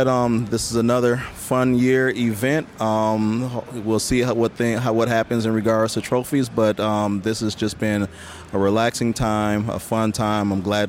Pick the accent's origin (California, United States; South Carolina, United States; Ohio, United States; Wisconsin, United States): Wisconsin, United States; Milwaukee; I'm actually from Milwaukee, Wisconsin, South Milwaukee